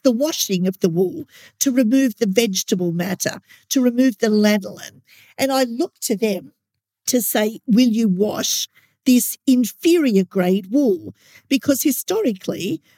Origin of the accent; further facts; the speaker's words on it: Australia; as an Australian